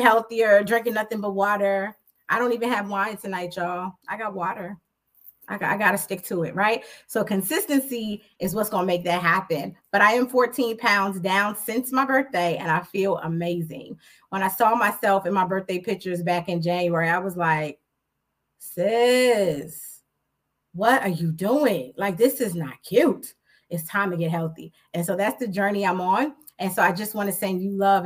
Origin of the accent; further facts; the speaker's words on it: New York City, New York, United States; I'm from Jamaica, Queens. St. Albans to be exact